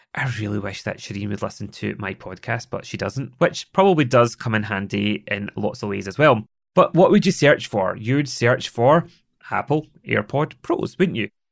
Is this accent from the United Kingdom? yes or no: yes; Scotland, United Kingdom; accent: Scottish; I am Scottish. It is the way that I speak